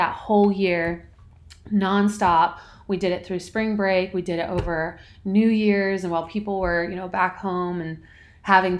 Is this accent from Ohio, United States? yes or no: no; Orange County, California, United States; moved away as an adult; also born or lived in Boise, Idaho; I grew up in Orange County, California